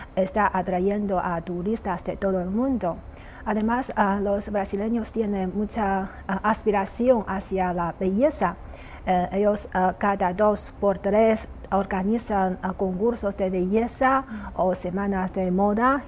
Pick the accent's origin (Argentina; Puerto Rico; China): China; also born or lived in Brazil; los chinos